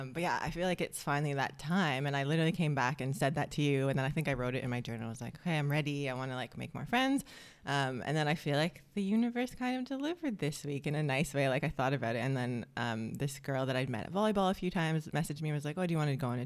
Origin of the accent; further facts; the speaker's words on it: Canada; now in Australia; We're two Canadian sisters, and we've both lived all around the world and been on quite a journey trying to find kind of where we belong and how to live the lives that we want to. And now we're settled in Australia